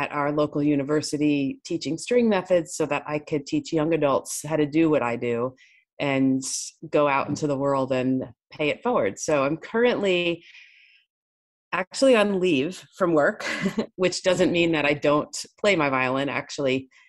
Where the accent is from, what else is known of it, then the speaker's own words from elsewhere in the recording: New York, United States; I grew up in New York